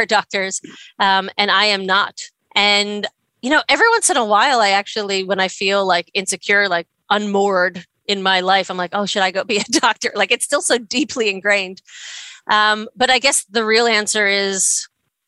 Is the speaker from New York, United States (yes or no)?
yes; New York, United States; moved away; I'm from New York